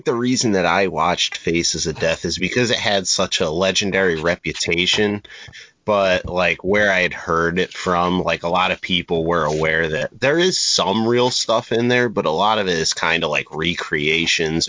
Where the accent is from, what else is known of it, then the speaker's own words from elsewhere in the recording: Pennsylvania, United States; I grew up in Pennsylvania